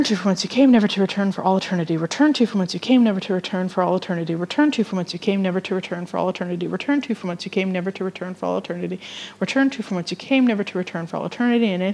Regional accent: Vermilion, Alberta, Canada; She goes to my hometown

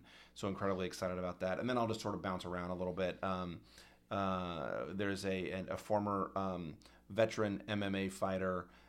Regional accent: New Mexico, United States; I'd be remiss if I didn't mention my home state of New Mexico.

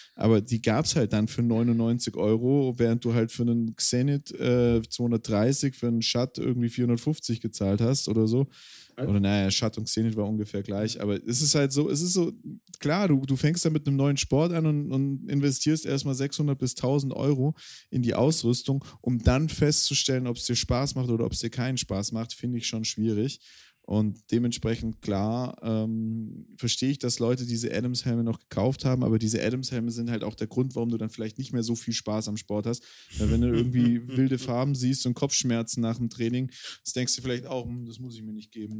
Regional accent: Swabia, Germany; ich bin Schwabe

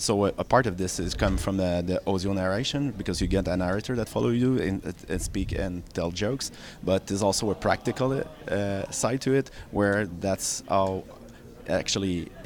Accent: Montreal, Quebec, Canada; So I'm from Montreal. I used to work at Ubisoft.

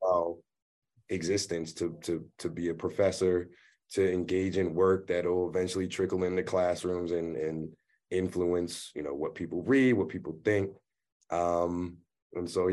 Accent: Prince George's County, Maryland, United States; growing up in Prince George's County

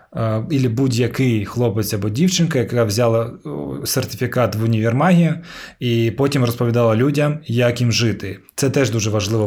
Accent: Ukraine; я, типу, кримський татарин, який народився в Україні в російськомовному суспільстві

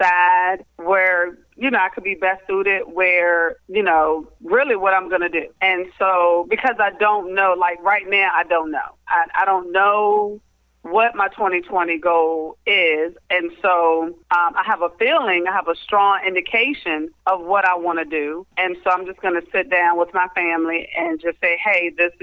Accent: Cuckoo, Virginia, United States; now in Richmond, United States; I am originally from Cuckoo, Virginia, so which is a small town in Louisa County.

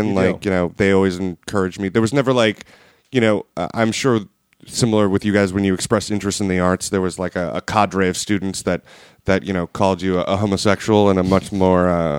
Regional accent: Pennsylvania, United States; moved away as an adult; also born or lived in Midwest; I'm from Pennsylvania.

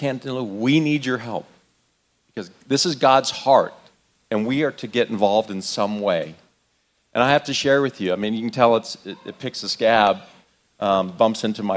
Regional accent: Arizona, United States; moved away; I was born and raised in Arizona

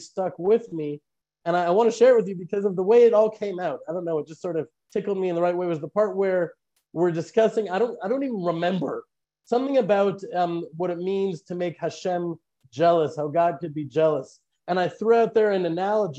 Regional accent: United States; now in Israel; I was born in America

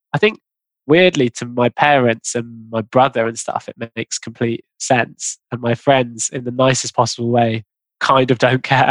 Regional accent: London, United Kingdom; I grew up in London

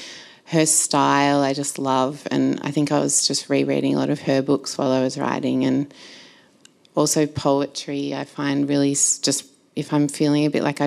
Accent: Mooroolbark, Victoria, Australia; I grew up in Morondite, so I spent all my time at the Yarra

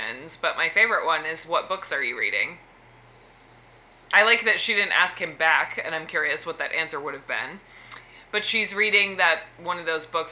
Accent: New England, United States; I am from New England

